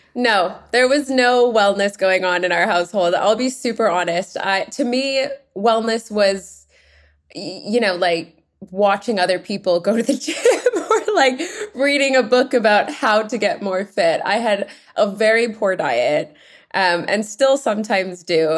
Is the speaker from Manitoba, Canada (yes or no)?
no; Vancouver, British Columbia, Canada; now in London, United Kingdom; I grew up in Vancouver, Canada, and Canadian